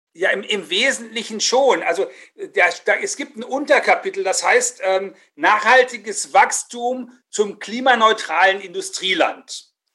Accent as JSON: {"language": "German", "region": "North Rhine-Westphalia", "country": "Germany", "said": "im Westfälischen, wo ich herkomme"}